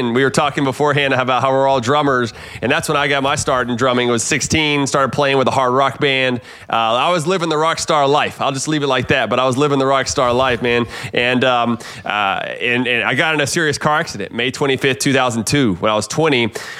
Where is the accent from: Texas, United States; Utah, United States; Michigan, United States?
Texas, United States; South Houston; growing up in South Houston, Texas, to my parents getting divorced when I was young, single mom, kind of low income, poverty, really